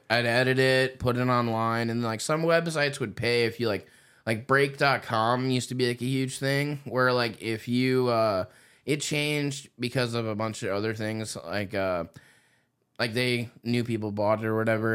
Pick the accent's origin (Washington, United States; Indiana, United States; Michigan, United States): Indiana, United States; moved away; I'm from Indiana originally